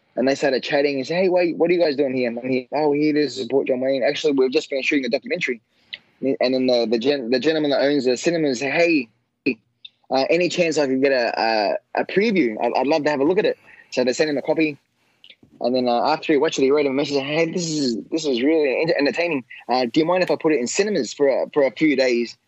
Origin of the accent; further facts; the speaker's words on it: Australia; my hometown